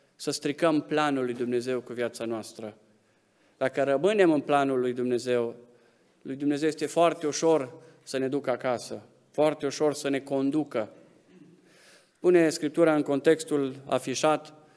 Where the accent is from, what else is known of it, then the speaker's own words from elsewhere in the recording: Romania; suntem români, suntem în arealul ăsta geografic